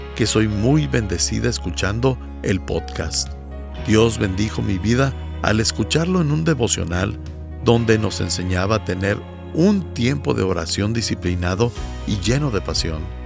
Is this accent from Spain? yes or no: no; Bolivia; soy de Bolivia